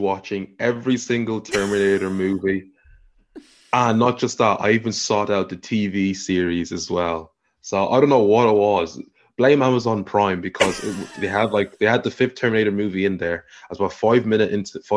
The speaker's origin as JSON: {"language": "English", "town": "Dublin", "region": "Leinster", "country": "Ireland", "moved": "as an adult", "lives_now": "London, United Kingdom", "said": "I'm from South Dublin, currently living in London at the moment"}